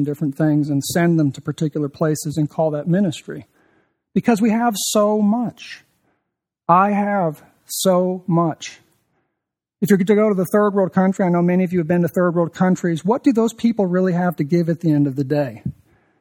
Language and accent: English; Birmingham, Alabama, United States; I'm from Birmingham